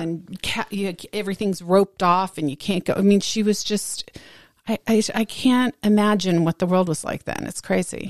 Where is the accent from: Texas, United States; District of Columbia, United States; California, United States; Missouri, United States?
Texas, United States; Dallas; I grew up very insulated in Dallas.